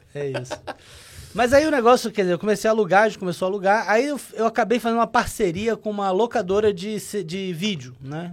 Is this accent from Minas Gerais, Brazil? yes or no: no; Rio de Janeiro, Brazil; Eu sou carioca